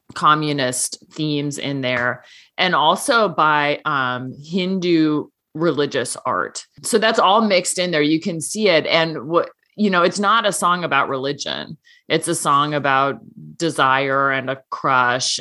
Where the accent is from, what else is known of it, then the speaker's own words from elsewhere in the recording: Seattle, Washington, United States; now in Nebraska, United States; my hometown